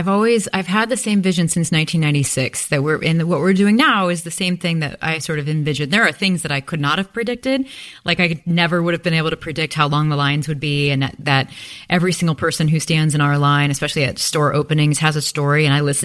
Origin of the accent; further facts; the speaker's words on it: Midwest, United States; And there's something about growing up in the Midwest too.